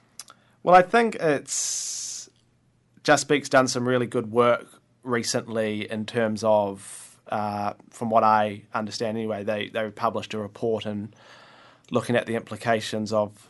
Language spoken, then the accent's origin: English; Waiheke, Auckland, New Zealand; also born or lived in Dunedin, New Zealand; now in Wellington, New Zealand; I grew up on Waiheke in Auckland, and then I went down to Dunedin and studied law and history, and moved up to Wellington about a year and a half ago and started working here.